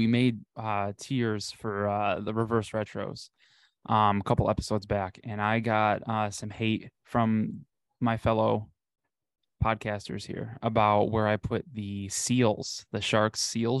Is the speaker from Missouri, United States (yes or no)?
no; Buffalo, New York, United States; I'm from Buffalo, my family's a big Sabres fan